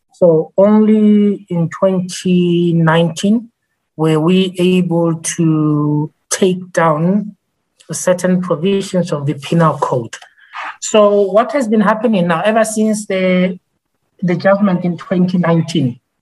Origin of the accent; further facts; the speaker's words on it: Botswana; I am from Botswana.